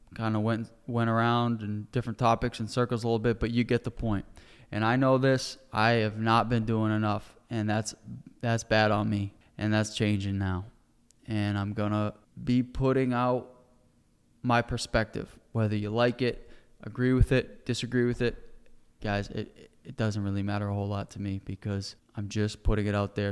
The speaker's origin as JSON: {"language": "English", "country": "United States", "said": "as an American citizen"}